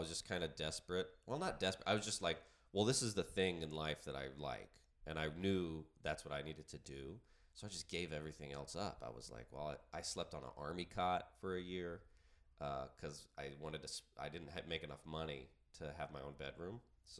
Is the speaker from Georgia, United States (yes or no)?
yes; Georgia, United States; But yeah, raised in Georgia in a small town. And I went to college in Athens, Georgia, UGA.